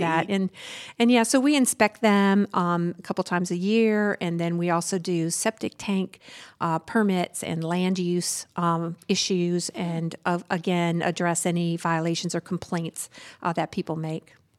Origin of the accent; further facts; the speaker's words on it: Southern Arkansas, United States; moved away; I grew up in Su-, Southern Arkansas on a very, like, twenty miles from the Louisiana